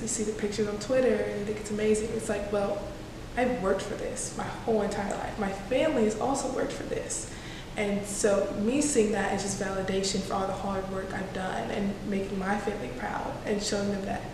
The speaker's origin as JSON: {"language": "English", "town": "Austin", "region": "Texas", "country": "United States", "moved": "yes", "lives_now": "Louisiana, United States", "said": "I'm from Austin, Texas"}